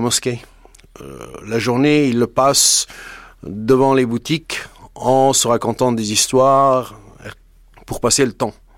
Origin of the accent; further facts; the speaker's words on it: Afghanistan; moved away; also born or lived in France; J'ai toujours dit, l'Afghanistan, c'est ma pays de naissance et la France, c'est mon pays d'adoption.